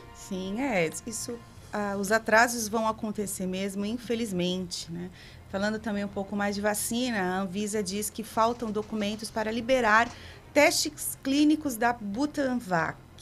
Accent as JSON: {"language": "Portuguese", "country": "Brazil", "said": "Nós somos brasileiros"}